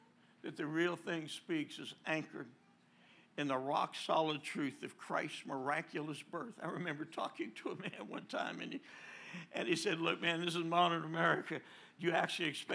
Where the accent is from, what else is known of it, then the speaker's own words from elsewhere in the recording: New Jersey, United States; I'm from New Jersey